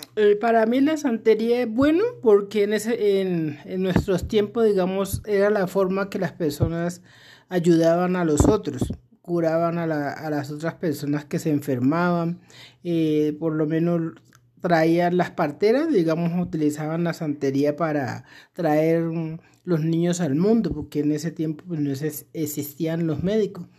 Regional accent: Chocó, Colombia; now in Bogotá, Colombia; nací en el Chocó, exactamente en un afluente del río Atrato que se llama Munguidó. Y llevo aquí en Bogotá más de 20 años.

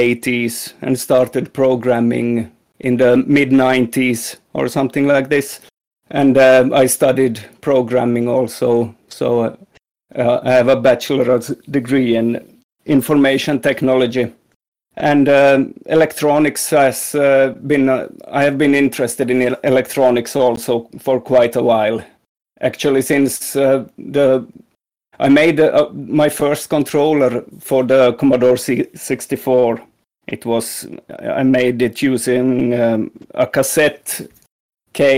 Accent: Finland; I'm from Finland, and like in the middle part of Finland, at the west coast

